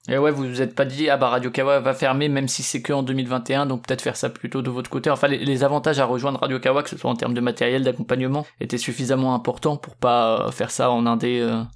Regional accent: Strasbourg, Grand Est, France; moi je suis de Strasbourg

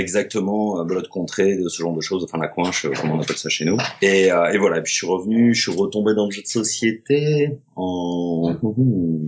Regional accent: Avignon, Provence-Alpes-Côte d'Azur, France; now in Aix-en-Provence, France; Je suis d'Avignon originairement, et puis j'ai fait mes études à Aix, en fait. Et là, ça fait 22-23 bah, ans que je suis sur Aix

